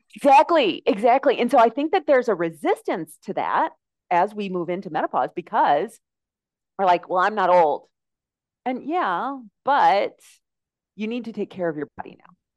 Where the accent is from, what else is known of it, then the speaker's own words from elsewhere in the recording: United States; moved away as an adult; now in Mexico; my accent, you can probably tell that I am from the United States